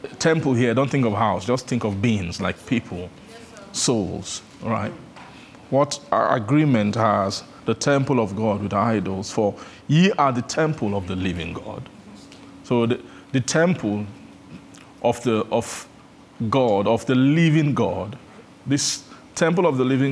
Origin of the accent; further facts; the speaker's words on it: Benin; I grew up in Benin